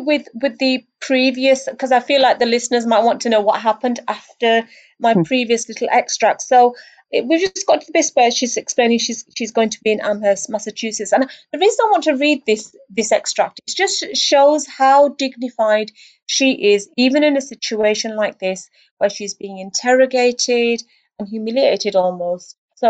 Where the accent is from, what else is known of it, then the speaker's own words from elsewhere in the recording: United Kingdom; As a Brit, I don't distinguish between one Muslim and another.